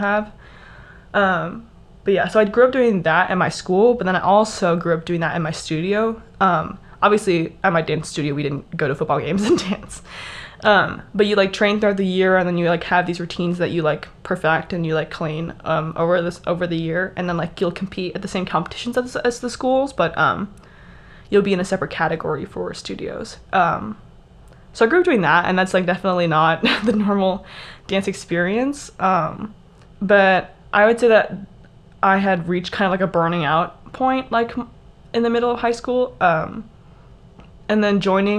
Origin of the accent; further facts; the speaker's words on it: Texas, United States; I am from Texas, so I grew up doing drill team